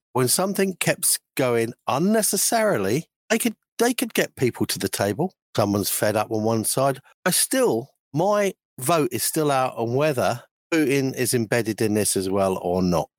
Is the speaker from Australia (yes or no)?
no; London, United Kingdom; moved away; I was brought up in London for a few years when I was younger, and from about two or three onwards